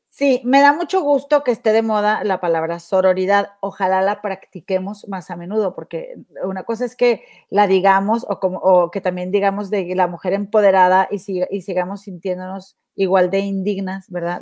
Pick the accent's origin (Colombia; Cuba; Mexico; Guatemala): Mexico; Monterrey, Nuevo León; moved away; mi tierra, Monterrey